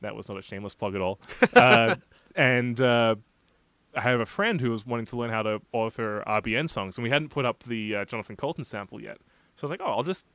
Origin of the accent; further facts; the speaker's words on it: Australia; moved away; As an Australian